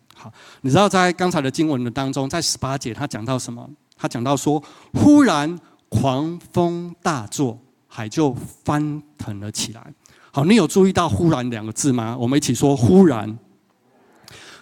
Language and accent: Chinese; Yunlin County, Taiwan; also born or lived in Taipei; 从云林一路哭到台北这样子